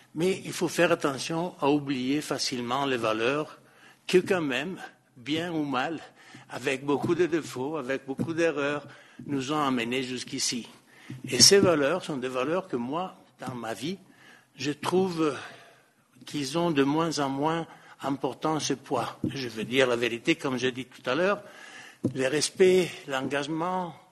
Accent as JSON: {"language": "French", "country": "Italy", "second_language": "French", "moved": "yes", "said": "en Italie, qui est mon pays d'origine"}